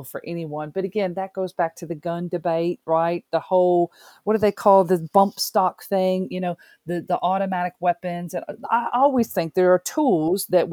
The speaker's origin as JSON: {"language": "English", "country": "United States", "tie": "born or raised there", "moved": "yes", "said": "having grown up in the States"}